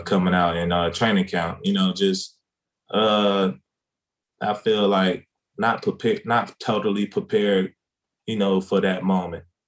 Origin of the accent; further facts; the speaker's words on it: South Carolina, United States; moved away as an adult; also born or lived in Kansas / Boise, Idaho; now in Dallas, United States; growing up in small city of South Carolina